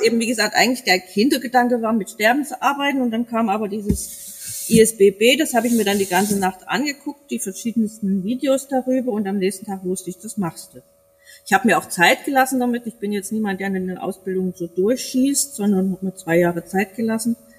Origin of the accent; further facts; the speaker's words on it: East Germany, Germany; now in Bavaria, Germany; als Ossi